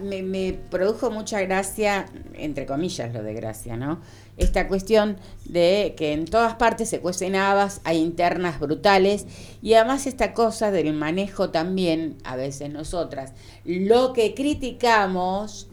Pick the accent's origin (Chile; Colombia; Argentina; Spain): Argentina; nosotros y nosotras tuvimos una etapa como argentinos y argentinas